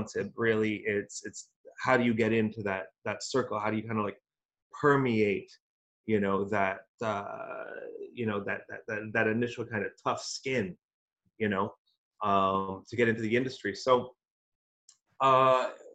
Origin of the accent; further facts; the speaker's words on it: Alberta, Canada; moved away; also born or lived in Toronto; I was born in Alberta